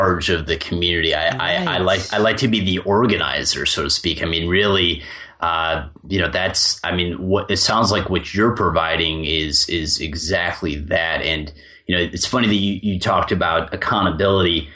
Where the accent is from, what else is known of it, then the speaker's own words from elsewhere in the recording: Chicago, Illinois, United States; I grew up in Chicago